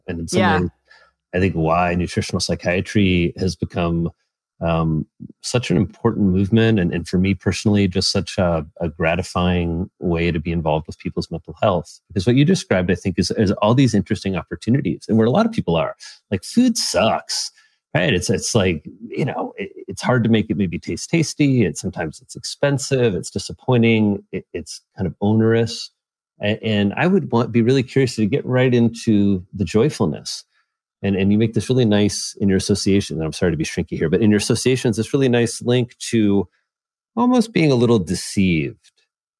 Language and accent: English; Midwest, United States; I'm from the Midwest. That's just like a disgusting idea.